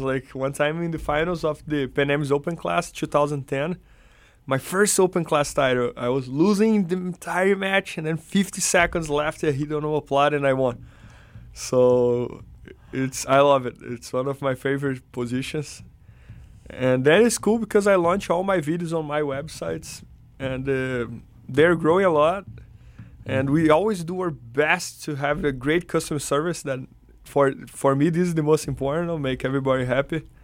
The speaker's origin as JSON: {"language": "English", "country": "Brazil", "tie": "born or raised there", "also_born_or_lived": "São Paulo, Brazil", "second_language": "English", "moved": "as an adult", "lives_now": "United States", "said": "when I lived in my hometown"}